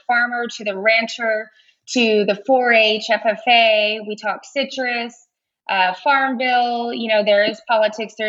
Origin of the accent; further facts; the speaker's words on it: Rio Grande Valley, Texas, United States; also born or lived in College Station, Texas; I'm from the Rio Grande Valley, which is at the very southern tip of Texas